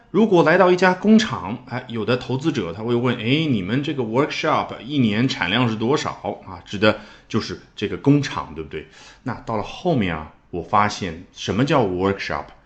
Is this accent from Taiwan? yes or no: no; China; 我们中国人期盼过年一样的